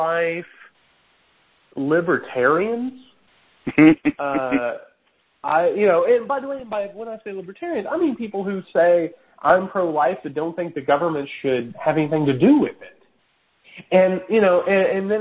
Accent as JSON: {"language": "English", "region": "Southern Indiana", "country": "United States", "accent": "more Southern than it is Midwestern", "moved": "as an adult", "lives_now": "Georgia, United States", "said": "we're from Southern Indiana, right? My accent"}